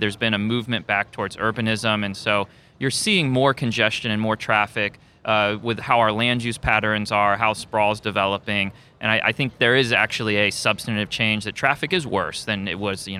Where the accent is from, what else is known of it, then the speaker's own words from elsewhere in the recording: Tampa, Florida, United States; also born or lived in Washington, D.C.; because I'm from Florida originally and from Tampa, went to law school in Washington, D.C., lived there without a car.